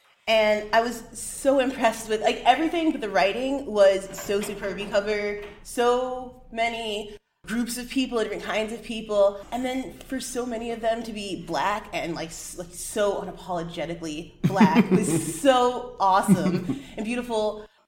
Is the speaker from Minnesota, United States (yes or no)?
no; Chicago, Illinois, United States; I'm also from Chicago.